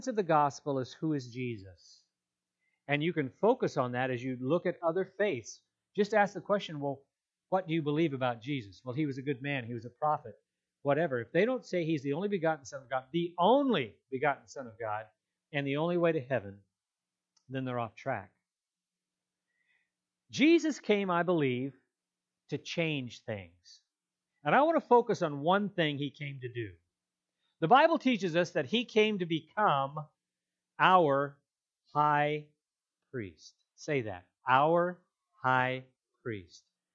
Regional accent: Eureka, California, United States; growing up in Eureka, my dad was a pastor

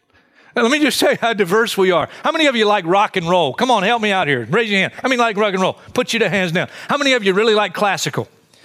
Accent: Hartsville, South Carolina, United States; I grew up in Hartsville, South Carolina, a great vacation spot.

